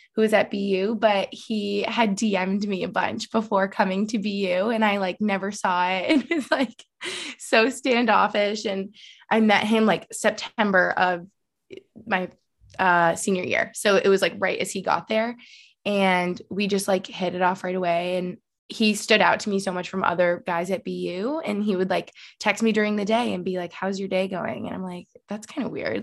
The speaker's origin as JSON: {"language": "English", "town": "Albany", "region": "New York", "country": "United States", "moved": "as an adult", "lives_now": "Allentown, United States", "said": "I'm from Albany, New York"}